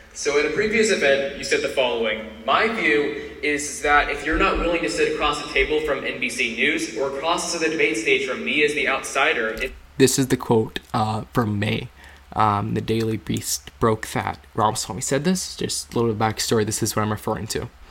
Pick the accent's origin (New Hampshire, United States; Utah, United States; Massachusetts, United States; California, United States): New Hampshire, United States; Walpole; RFK is coming to Walpole tomorrow. It's my hometown.